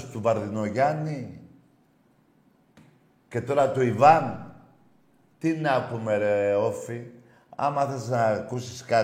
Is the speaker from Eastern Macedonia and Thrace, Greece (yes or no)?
no; Crete, Greece; από Κρήτη.